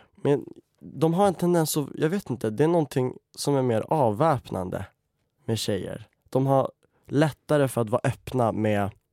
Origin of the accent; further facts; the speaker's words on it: Umeå, Västerbotten County, Sweden; moved away as an adult; now in Stockholm, Sweden; Jag tog studenten i Umeå i våras. Jag älskar skådespeleri och det är också därför jag bor i Stockholm nu för att jag har flyttat ner från Umeå